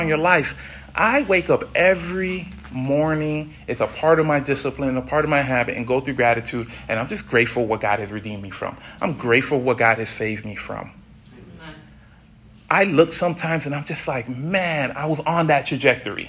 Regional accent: South Florida, United States; Growing up in South Florida

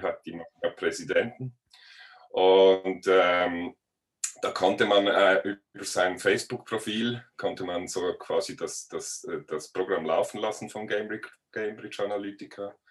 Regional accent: Switzerland; als Schweizer

